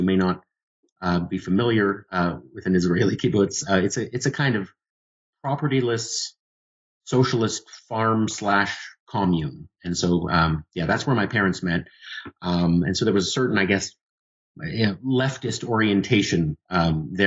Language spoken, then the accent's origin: English; Toronto, Ontario, Canada; moved away as an adult; also born or lived in London, Ontario; now in Reno, United States; I was born and raised in Toronto, Canada.